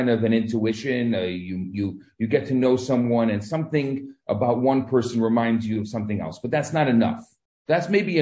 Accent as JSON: {"language": "English", "town": "Chicago", "region": "Illinois", "country": "United States", "moved": "as an adult", "lives_now": "Montreal, Canada", "said": "I came originally from Chicago"}